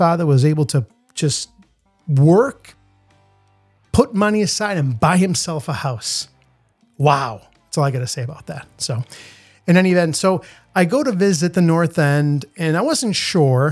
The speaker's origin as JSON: {"language": "English", "country": "Italy", "tie": "born or raised there", "moved": "yes", "lives_now": "Boston, United States", "said": "I grew up in Italy. I'm fluent in Italian"}